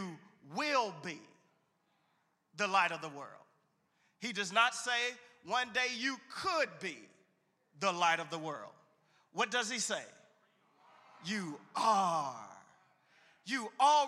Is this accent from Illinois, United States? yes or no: yes; Chicago, Illinois, United States; I'm from Chicago